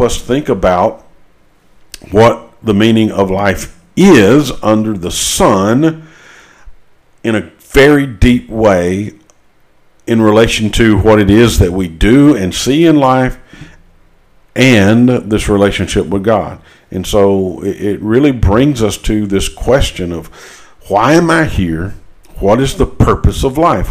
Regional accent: United States; as, as American uh, Christians

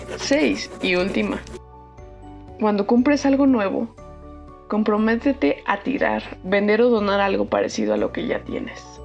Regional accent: Mexico City, Mexico; yo soy de la Ciudad de México

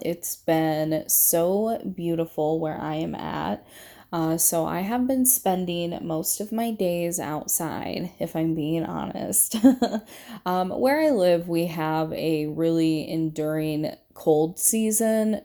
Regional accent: Indiana and Michigan, Midwest, United States; I have lived between two states my entire life, and those two states are Indiana and Michigan

